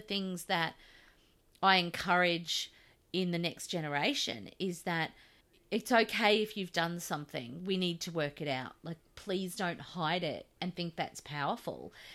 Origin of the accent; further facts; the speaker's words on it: Australia; you and I both reject Scott Morrison as our Australian father